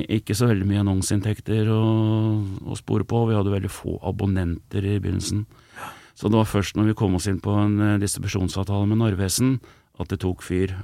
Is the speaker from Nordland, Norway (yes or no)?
no; Elverum, Innlandet, Norway; jeg kommer fra Elverum, som er eh, ikke, ikke, sånn kjempelangt, en 13 mil fra Oslo.